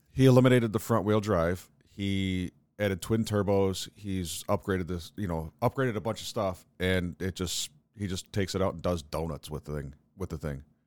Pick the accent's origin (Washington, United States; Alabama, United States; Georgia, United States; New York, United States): New York, United States; we as New Yorkers